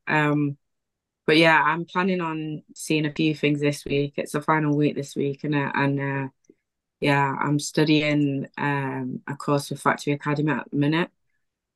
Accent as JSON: {"language": "English", "area": "Wythenshawe", "region": "North West England", "country": "United Kingdom", "tie": "born or raised there", "also_born_or_lived": "Prestwich", "said": "I grew up in Willington"}